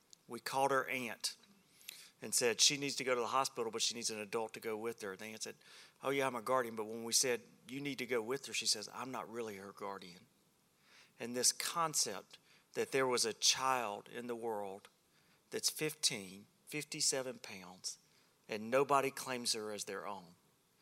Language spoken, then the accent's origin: English; Alabama, United States; I'm from Alabama